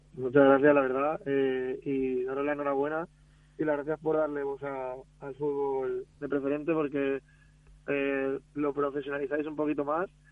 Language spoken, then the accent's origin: Spanish; Picanya, Valencian Community, Spain; yo soy de Picaña, soy de pueblo al lado